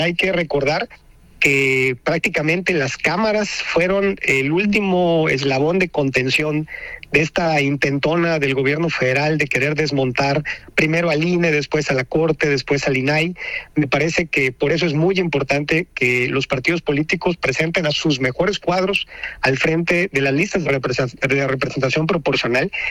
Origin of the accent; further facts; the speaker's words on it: Yucatán, Mexico; como panistas yucatecos